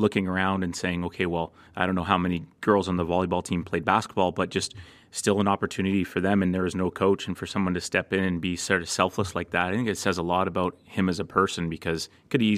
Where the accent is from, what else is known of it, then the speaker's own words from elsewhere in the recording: Coquitlam, British Columbia, Canada; I grew up in Coquitlam